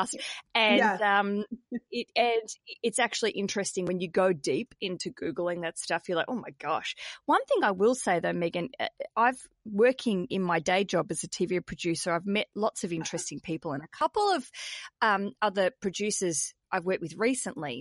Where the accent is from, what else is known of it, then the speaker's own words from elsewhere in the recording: Australia; also born or lived in Britain; now in United Kingdom; I'm an Aussie